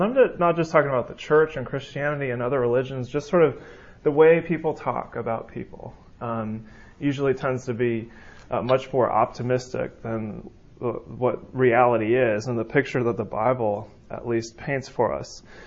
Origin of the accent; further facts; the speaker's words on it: California, United States; moved away; I'm from California, um, so I say you guys. Um, I'm learning the y'all though